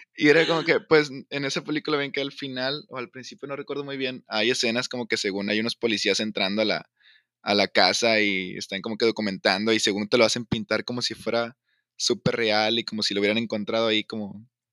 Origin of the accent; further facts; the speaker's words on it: Tamaulipas, Mexico; Soy, soy de Tamaulipas